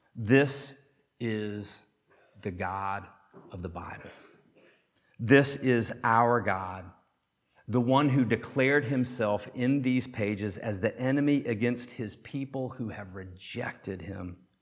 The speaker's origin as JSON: {"language": "English", "town": "Chattanooga", "region": "Tennessee", "country": "United States", "tie": "born or raised there", "said": "I grew up on Lookout Mountain right outside of Chattanooga, Tennessee"}